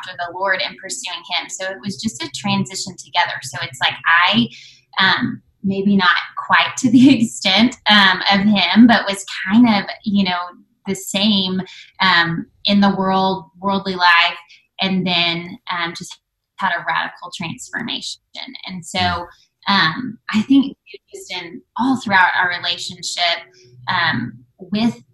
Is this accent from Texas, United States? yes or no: yes; Waco, Texas, United States; we grew up in Waco, went to Baylor